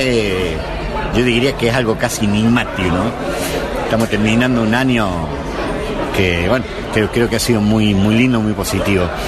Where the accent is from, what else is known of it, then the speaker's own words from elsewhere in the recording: Córdoba, Argentina; como representante cordobés